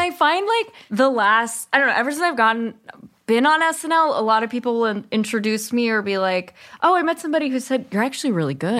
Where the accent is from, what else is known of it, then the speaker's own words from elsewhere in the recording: Berkeley, California, United States; also born or lived in East Bay; I grew up in Berkeley and then my parents moved